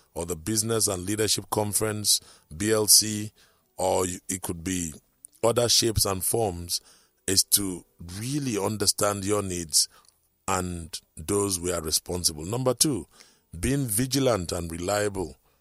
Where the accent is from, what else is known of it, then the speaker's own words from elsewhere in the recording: Akwa Ibom, Nigeria; now in Lagos, Nigeria; I come from Akwaibom.